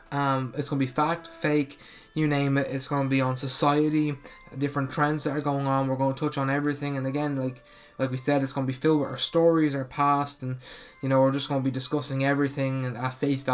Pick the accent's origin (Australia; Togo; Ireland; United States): Ireland; So, we're two Irish people, Irish brothers, pretty much. And we want to talk about the culture that we grew up in.